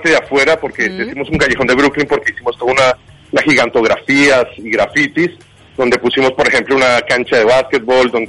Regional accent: Colombia; now in Uruguay; yo soy colombiano, hace 15 años vivo en este hermoso país y he visto la evolución de cero

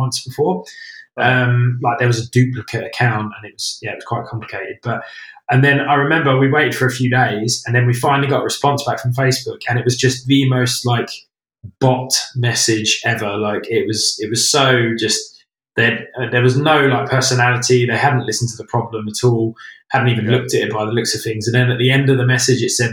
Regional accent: United Kingdom; because I'm British

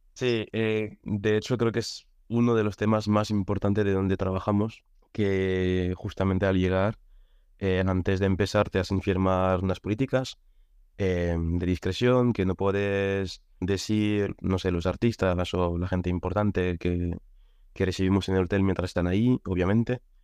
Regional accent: France; Spanish is a second language; moved away as an adult; also born or lived in Catalonia; now in Madrid, Spain; Y yo soy francés, llevo aquí en España cinco años, llegué en 2018

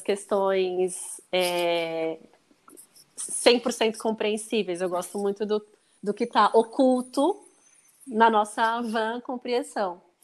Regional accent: Brazil; eu falei que eu era do Brasil

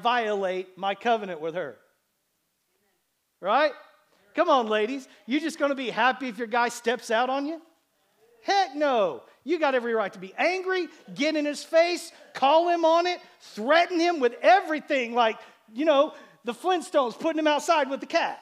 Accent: Bartlesville, Oklahoma, United States; growing up in Bartlesville, Oklahoma

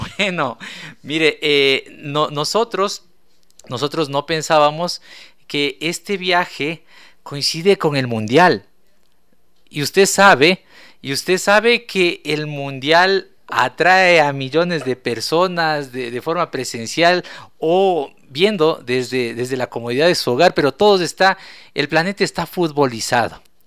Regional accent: Ecuador; nosotros como ecuatorianos

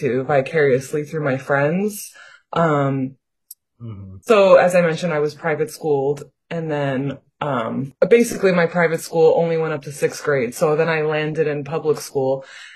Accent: New York City, New York, United States; born and raised in Queens, New York

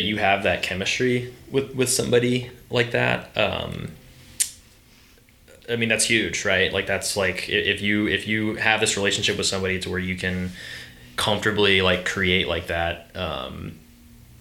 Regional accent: Charleston, South Carolina, United States; also born or lived in Columbia, South Carolina; I grew up here in Charleston, and I moved to Columbia to go to USC

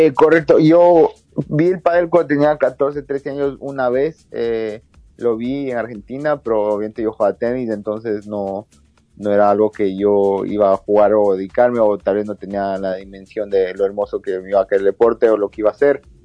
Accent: Ecuador; yo soy el único ecuatoriano

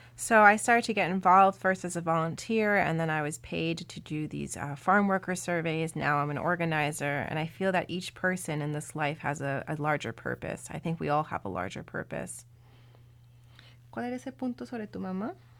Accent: Suffolk County, Long Island, New York, United States; born or raised there; also born or lived in Colombia

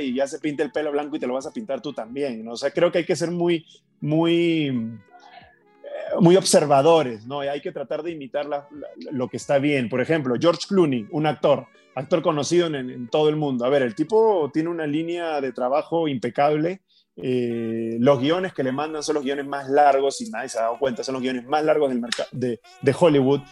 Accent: Peru; moved away as an adult; now in Mexico; yo podía seguir creciendo en mi país, podía seguir teniendo lo que yo quería, pero la zona de confort a veces no es buena y yo en Perú llegué a tener una zona de confort importante

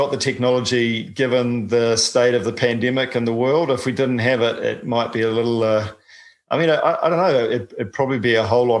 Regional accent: New Zealand; I'm a paraplegic from New Zealand

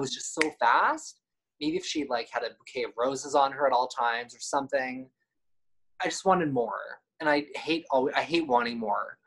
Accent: East Coast, United States; I'm from the East Coast

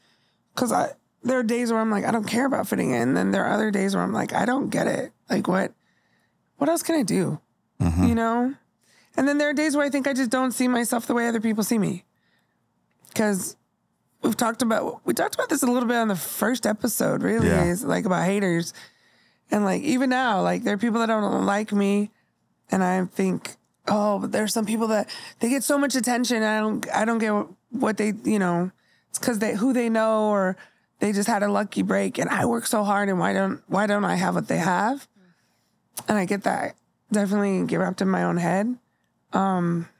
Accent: Bay Area / Southern California, United States; when I moved from the Bay Area to Southern California, I was in sixth grade.

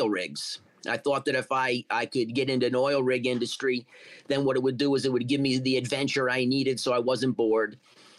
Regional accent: Warwick, Rhode Island, United States; moved away; Yeah, I'm from Rhode Island originally, from a neighborhood called Oakland Beach

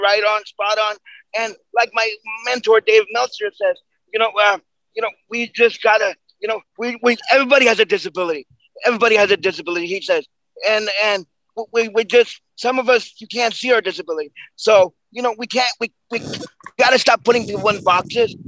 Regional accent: New York, United States; We're, we're both from New York

